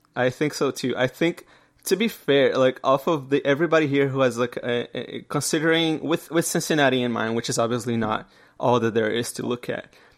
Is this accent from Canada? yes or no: yes; Canada; I'm Canadian